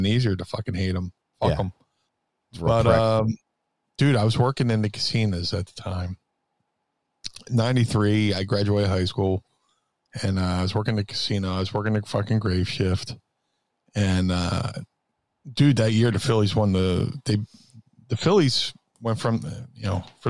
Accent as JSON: {"language": "English", "town": "Philadelphia", "region": "Pennsylvania", "country": "United States", "said": "I'm a Philadelphian"}